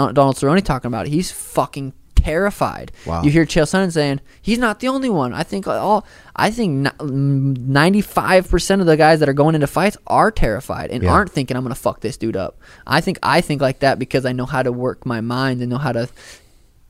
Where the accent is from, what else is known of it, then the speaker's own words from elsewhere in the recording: Helena, Montana, United States; moved away as an adult; now in Phoenix, United States; I'm from Helena. There's not a mall there. Like, growing up, there wasn't a fucking mall to go